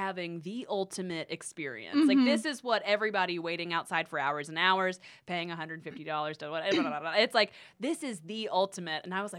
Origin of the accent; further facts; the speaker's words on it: North Carolina, United States; I'm from North Carolina. I know what this is.